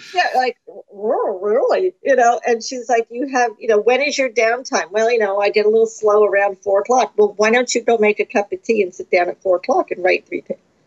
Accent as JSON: {"language": "English", "region": "New Jersey", "country": "United States", "said": "I'm from New Jersey"}